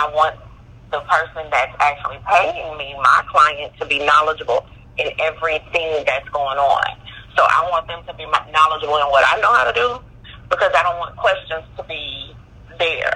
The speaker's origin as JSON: {"language": "English", "region": "Louisiana", "country": "United States", "said": "I'm from Louisiana"}